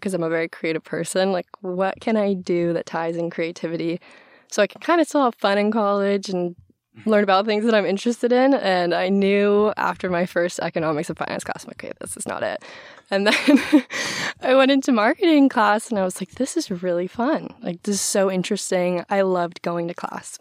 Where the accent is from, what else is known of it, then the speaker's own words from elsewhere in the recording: Maui, Hawaii, United States; moved away as an adult; now in Seattle, United States; also grew up and was born and raised on Maui